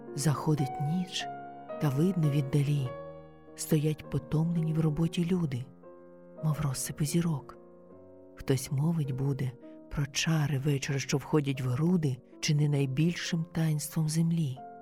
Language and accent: Ukrainian; Kyiv, Ukraine; moved away as an adult; now in Baden, Switzerland; Я українка, киянка